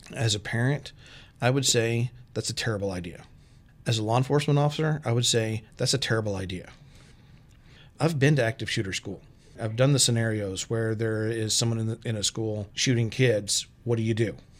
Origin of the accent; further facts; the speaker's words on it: Texas, United States; moved away as an adult; also born or lived in Arkansas; now in Storm Lake, United States; I'm from Texas. I've lived in Texas and Arkansas